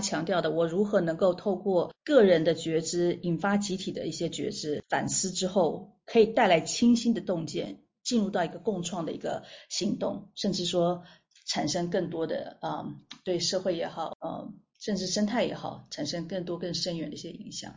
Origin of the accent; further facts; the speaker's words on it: Taiwan; 我在台湾出生长大，那到了国外留学回来